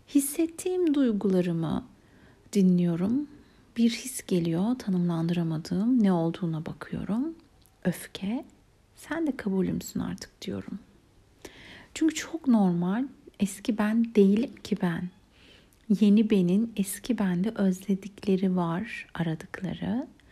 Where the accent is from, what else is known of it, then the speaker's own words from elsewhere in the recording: Istanbul, Turkey; Beşiktaş'ta büyüdüm, o civarda okudum.